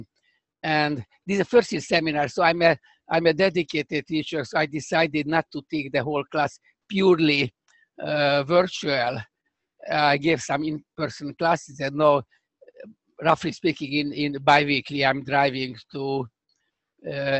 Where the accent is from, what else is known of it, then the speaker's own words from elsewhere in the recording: Budapest, Hungary; accent: Hungarian; English is a second language; moved away as an adult; now in United States; I grew up in Budapest, actually, in the Pest side